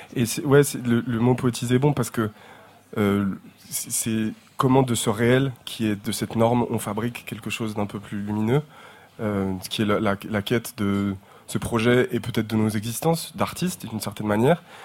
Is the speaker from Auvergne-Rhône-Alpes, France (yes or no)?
yes; Terrenoire, Auvergne-Rhône-Alpes, France; moved away; on vient de Terre Noire, on vient de Terre Noire